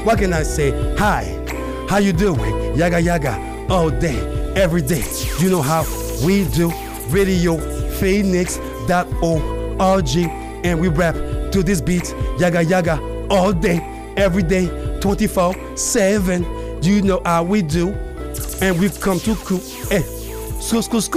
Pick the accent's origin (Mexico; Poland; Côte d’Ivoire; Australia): Côte d’Ivoire; now in Arizona, United States; my hometown, Cote d'Ivoire, aka Ivory Coast